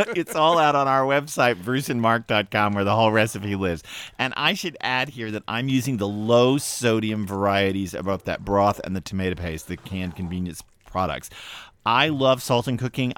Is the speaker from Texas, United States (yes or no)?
yes; Texas, United States; now in New England, United States; I grew up in Texas